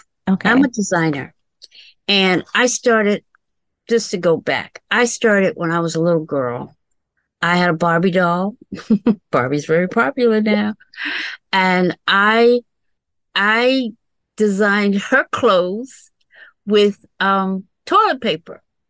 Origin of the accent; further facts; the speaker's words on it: Madison, Virginia, United States; Madison, Virginia.